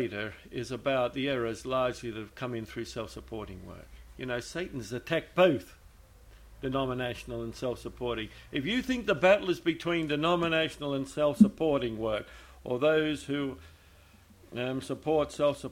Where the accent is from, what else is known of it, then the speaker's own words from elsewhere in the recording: Australia; I'm an Australian